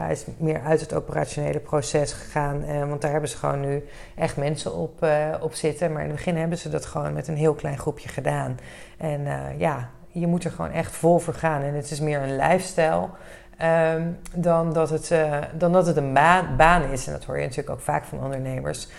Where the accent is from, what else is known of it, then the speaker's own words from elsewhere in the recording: Netherlands; we als Nederlanders